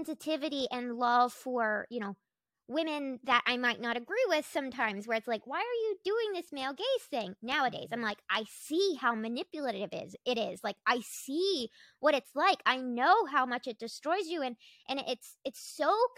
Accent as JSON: {"language": "English", "region": "North Carolina", "country": "United States", "tie": "born or raised there", "said": "I was like from North Carolina, from the rural woods. Like, I was, I grew up like with cows and chickens, and I grew up in like the Bible Belt of the East Coast."}